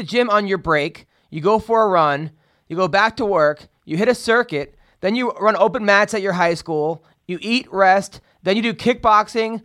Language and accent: English; Oceanside, New York, United States; I grew up in Oceanside